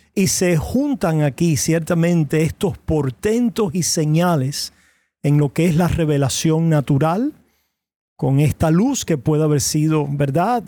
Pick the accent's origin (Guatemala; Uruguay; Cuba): Cuba; Yo soy cubano de nacimiento y de crianza